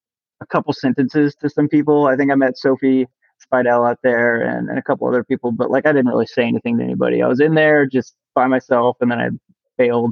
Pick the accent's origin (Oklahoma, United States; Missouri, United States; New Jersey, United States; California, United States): Missouri, United States; Kansas City; also born or lived in Virginia; now in St. Louis, United States; I'm from Kansas City originally, so Missouri, home state